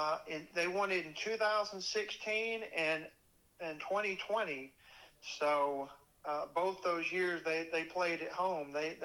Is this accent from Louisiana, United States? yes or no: yes; Louisiana, United States; Tulane is now the best of all of my home state team and my two alma maters.